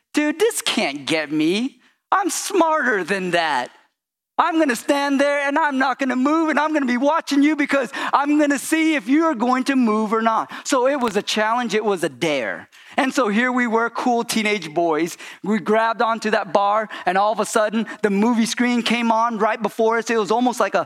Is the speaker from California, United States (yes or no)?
yes; California, United States; I grew up in California